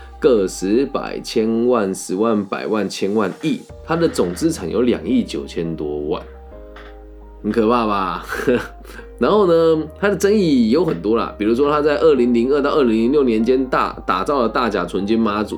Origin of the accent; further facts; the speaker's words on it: Changhua, Changhua County, Taiwan; 在我的家乡彰化